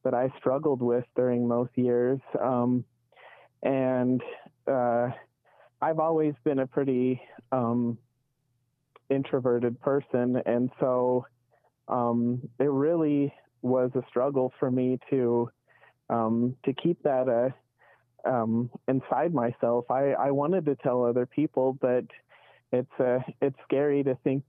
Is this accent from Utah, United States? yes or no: yes; Provo, Utah, United States; I grew up in Provo